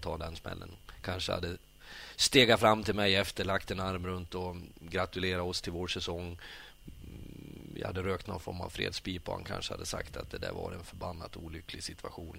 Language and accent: Swedish; Sweden; now in Norway; jag som kommer som svensk